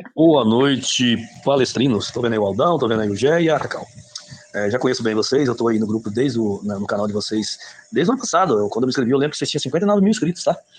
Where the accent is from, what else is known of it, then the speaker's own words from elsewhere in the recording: Cuiabá, Mato Grosso, Brazil; eu sou de Cuiabá, Mato Grosso